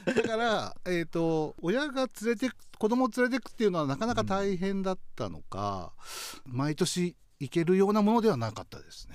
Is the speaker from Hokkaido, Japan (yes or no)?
yes; Ishikari, Hokkaido, Japan; 石狩市出身ですね